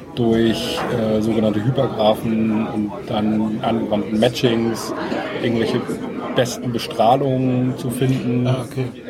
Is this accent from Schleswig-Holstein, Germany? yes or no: yes; Bad Segeberg, Schleswig-Holstein, Germany; moved away as an adult; now in Kiel, Germany; ursprünglich bin ich mal Segeberger gewesen